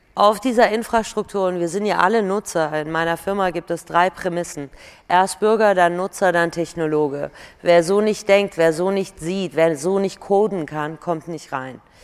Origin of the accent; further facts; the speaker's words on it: Germany; also born or lived in Iran; ich bin mit acht nach Deutschland gekommen, ich bin Europäerin, ich bin Deutsche, ich bin Perserin